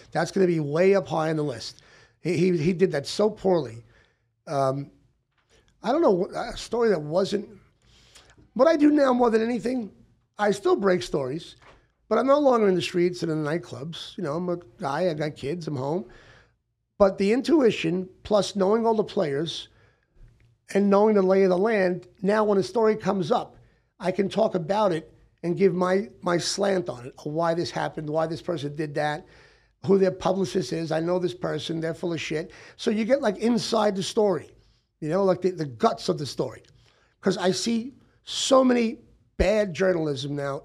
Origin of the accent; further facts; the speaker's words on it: Long Island, New York, United States; also born or lived in Brooklyn; now in Hollywood, United States; I'm a kid from Brooklyn, you know, grew up on Long Island